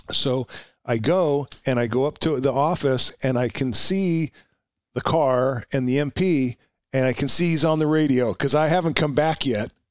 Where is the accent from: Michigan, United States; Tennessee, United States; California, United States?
California, United States; Oxnard; So the idea was I'm going to go home. I'm from Oxnard, so I'll apply to Oxnard PD.